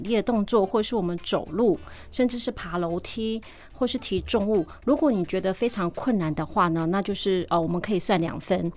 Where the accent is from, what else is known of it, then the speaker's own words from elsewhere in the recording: Taiwan; 我们台湾人